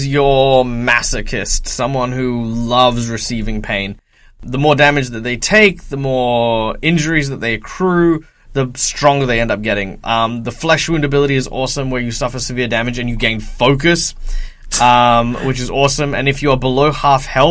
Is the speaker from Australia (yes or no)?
yes; Australia; I'm Australian.